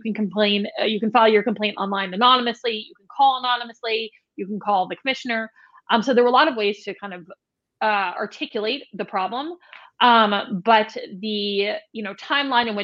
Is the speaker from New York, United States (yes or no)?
yes; New York City, New York, United States; now in Saratoga Springs, United States; I grew up in New York City